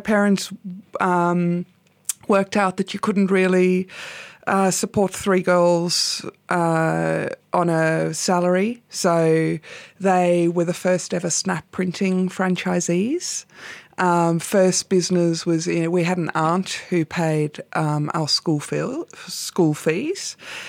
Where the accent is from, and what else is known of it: Pymble, New South Wales, Australia; born or raised there